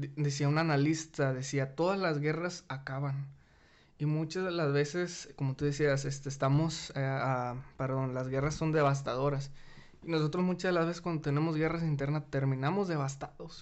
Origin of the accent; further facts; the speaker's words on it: Mexico; Somos los mismos mexicanos